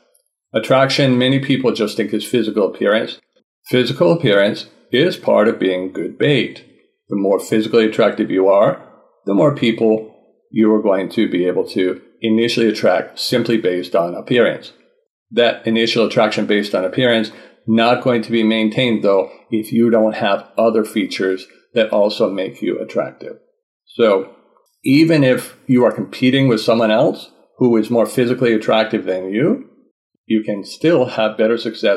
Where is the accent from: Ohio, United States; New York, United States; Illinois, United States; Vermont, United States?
Vermont, United States; now in Georgia, United States; I'm from the USA, I'm from Vermont, and have traveled many places and lived in many places in the United States. Currently, I live in Georgia with my wife from Japan.